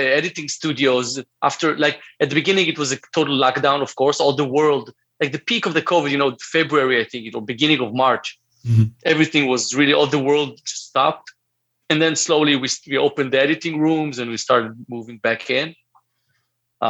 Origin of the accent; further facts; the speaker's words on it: Israel; us as third generation of Holocaust, growing up in Israel, hearing all these Holocaust stories from a very early age